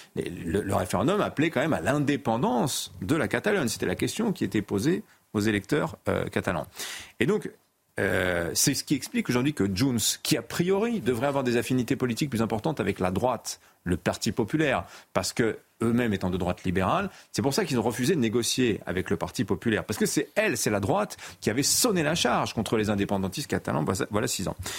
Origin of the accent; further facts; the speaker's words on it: France; chez nous en France